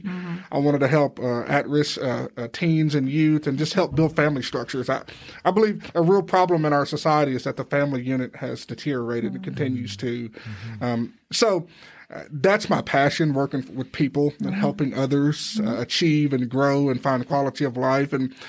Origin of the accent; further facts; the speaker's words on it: Boyle County, Central Kentucky, United States; moved away as an adult; also born or lived in Clearwater, Florida / Atlanta, Georgia; I'm from Kentucky. Born and raised in Central Kentucky, Boyle County, Kentucky. Moved to Clearwater, Florida for about a year